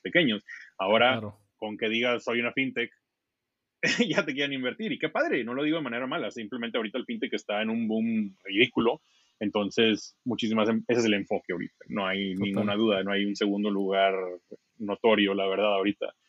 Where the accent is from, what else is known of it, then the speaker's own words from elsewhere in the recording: Mexico; moved away as an adult; now in San Francisco, United States; nosotros somos mexicanos, pero estamos aquí